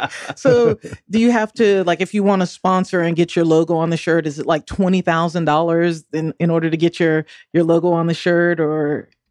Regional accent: the North, United States; I'm a Northerner

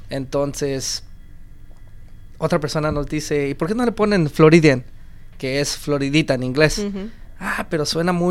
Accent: Guatemala; moved away; Yo soy guatemalteco.

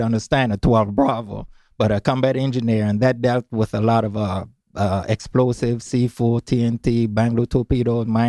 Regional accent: St. Croix, U.S. Virgin Islands; Well, St. Croix.

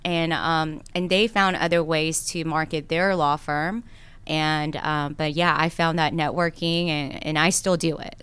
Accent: Cobb County, Georgia, United States; English is a second language; also born or lived in South Korea / Gwinnett County, Georgia; I grew up in Cobb County

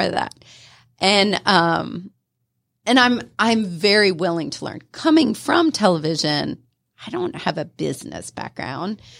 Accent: Ohio, United States; moved away as an adult; also born or lived in Florida; now in Atlanta, United States; I grew up in Ohio

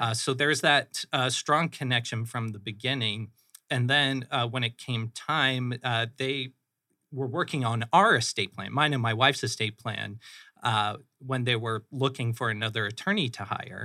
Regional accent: Phoenix, Arizona, United States; also born or lived in Flagstaff, Arizona / Michigan; I am a Phoenix native. I grew up in the Moon Valley area, so, uh, North kinda Central Phoenix

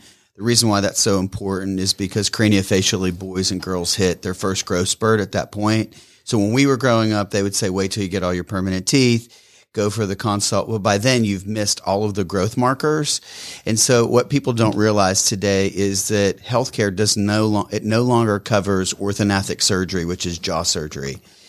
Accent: Pennsylvania, United States; I grew up in southwestern Pennsylvania, just above the West Virginia border.

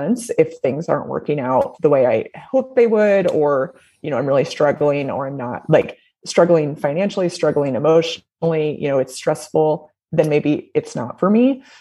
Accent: Indiana, United States; moved away as an adult; also born or lived in Nashville; I'm from Indiana originally, went to IU

